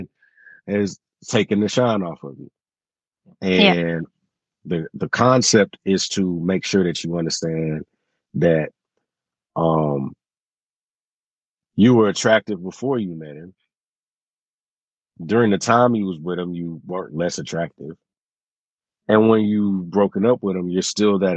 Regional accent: Houston, Texas, United States; I'm from Houston, Texas

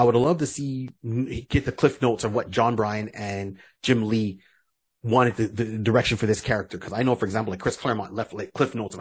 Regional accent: Barbados; now in Canada; We're Bajan, but we live in Canada

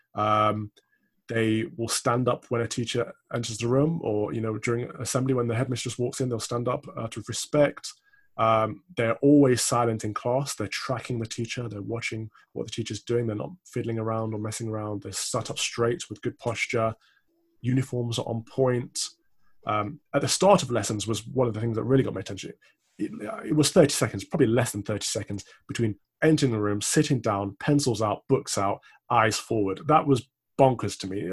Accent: Midlands, United Kingdom; I'm also from the Midlands.

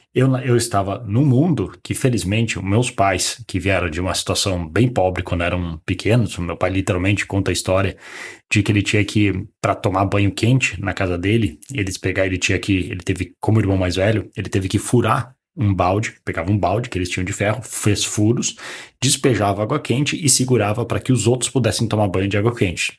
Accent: Caxias do Sul, Rio Grande do Sul, Brazil; moved away as an adult; also born or lived in Porto Alegre; eu sou de uma cidade do, do interior do Rio Grande do Sul, não é bem interior, é uma das maiores cidades do, do Rio Grande do Sul, que é Caxias do Sul

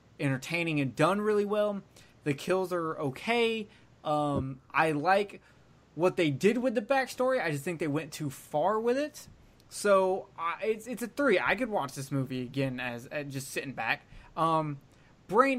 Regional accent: Alabama, United States; I'm from Alabama.

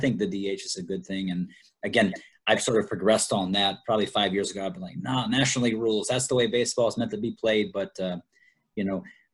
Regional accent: Columbia, South Carolina, United States; moved away as an adult; also born or lived in Salem, Virginia; now in Florida, United States; I grew up in Columbia, South Carolina

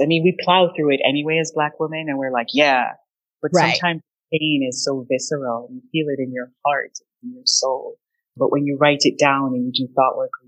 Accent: Jamaica; I'm Jamaican.

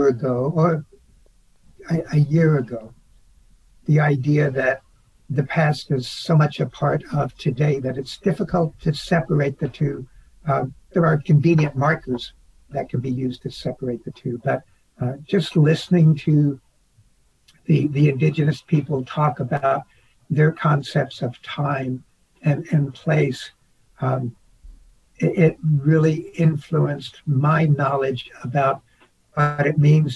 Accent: Oklahoma, United States; now in Arizona, United States; Growing up in Oklahoma

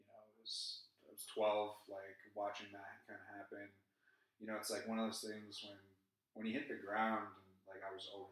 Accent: southwest Connecticut, United States; I was born and raised up in Connecticut

